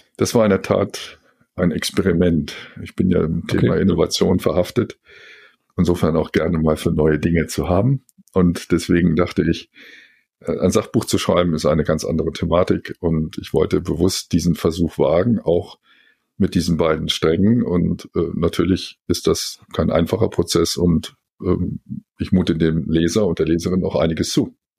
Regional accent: Helmstedt, Lower Saxony, Germany; moved away as an adult; also born or lived in Göttingen / Frankfurt; Ich bin in Helmstedt geboren, äh, Zonenrandbezirk, dann äh, nach der Schule in neun Jahre in Göttingen studiert

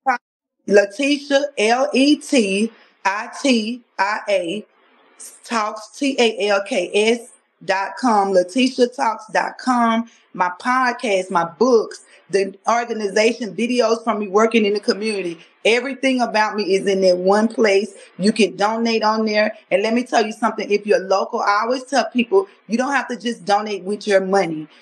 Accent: Louisiana, United States; moved away as an adult; now in Texas, United States

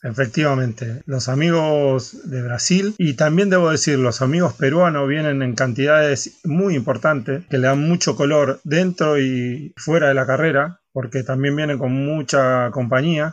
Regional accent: Argentina; now in Barcelona, Spain

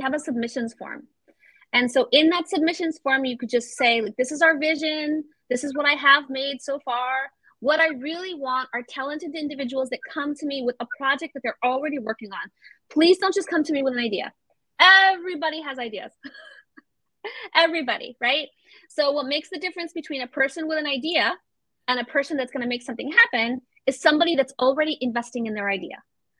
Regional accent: Florida, United States; also born or lived in Venezuela; I grew up in Florida a chunk of my life. So Disney World was like, or I was all the time. And I was like, I don't have anything Latino. I always wondered, you know? And then when I went to live in Venezuela

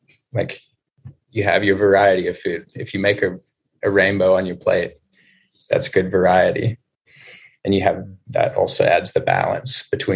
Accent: Alice Springs, Northern Territory, Australia; moved away; I grew up in Alice Springs.

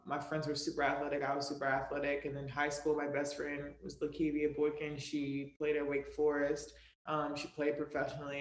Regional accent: Raleigh, North Carolina, United States; now in New York City, United States; I'm from Raleigh, born and raised

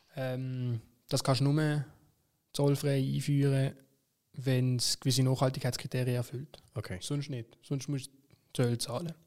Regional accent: Basel-Stadt, Switzerland; bei uns in Basel-Stadt

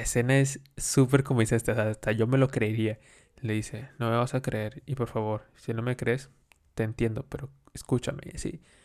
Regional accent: Mexico; nosotros celebramos, como mexicanos

